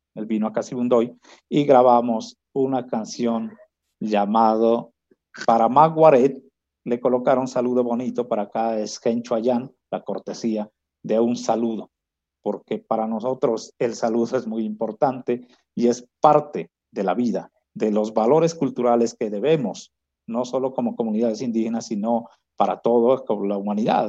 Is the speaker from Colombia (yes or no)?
yes; Kamëntšá people community, Putumayo, Colombia; moved away; retorné aquí a mi comunidad, a mi pueblo